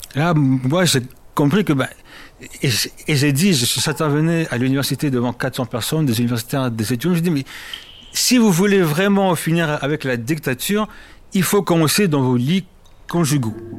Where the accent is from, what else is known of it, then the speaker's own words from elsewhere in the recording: Paris suburbs, Île-de-France, France; also born or lived in Congo / Berlin; Je suis né au Congo que j'ai quitté à l'âge de 4 ans. Je me suis installé, enfin ma famille c'est installé euh, dans ce qu'on appelle la banlieue parisienne. J'ai grandi, j'ai fait mes études à Paris